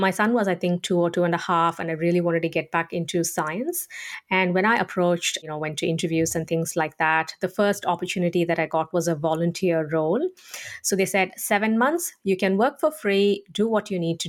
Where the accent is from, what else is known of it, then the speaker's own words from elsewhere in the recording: India; moved away as an adult; now in Australia; I grew up in India and I've only been in Australia since 2006